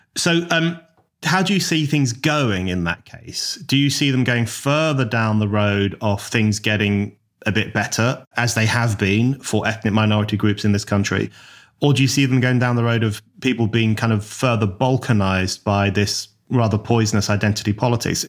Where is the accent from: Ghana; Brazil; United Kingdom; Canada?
United Kingdom; London; the part of London I grew up